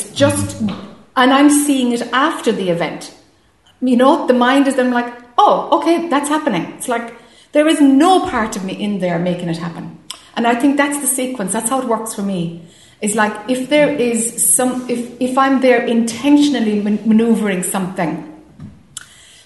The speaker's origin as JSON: {"language": "English", "country": "Ireland", "said": "being Irish or, you know, being the youngest of a big family"}